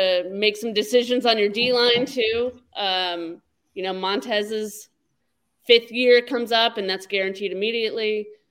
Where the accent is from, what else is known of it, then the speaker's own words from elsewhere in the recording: Colorado, United States; moved away; Colorado, my hometown.